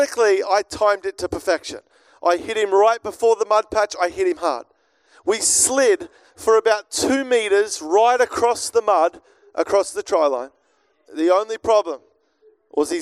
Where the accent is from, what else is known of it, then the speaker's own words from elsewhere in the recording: Melbourne, Victoria, Australia; I grew up here in Melbourne